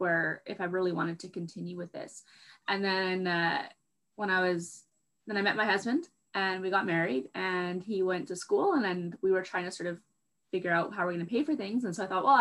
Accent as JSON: {"language": "English", "town": "Vancouver", "region": "British Columbia", "country": "Canada", "tie": "born or raised there", "moved": "as an adult", "lives_now": "Fort McMurray, Canada", "said": "where I grew up in Vancouver, it's very temperate"}